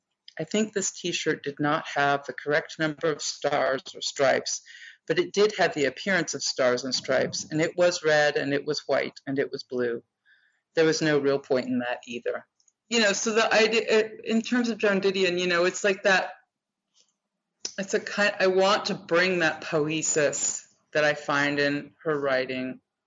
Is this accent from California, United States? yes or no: yes; Sacramento, California, United States; born there; where she is from is also where I am from. I was born